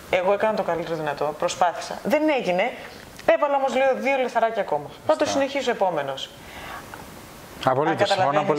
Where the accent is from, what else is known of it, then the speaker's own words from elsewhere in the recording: Greece; moved away as an adult; Εγώ έφυγα από την Ελλάδα τυχαία πριν έρθει η κρίση. Αυτό που ονομάζουμε κρίση, εντάξει. Και πραγματικά έφυγα τυχαία. Εγώ έφυγα να σπουδάσω.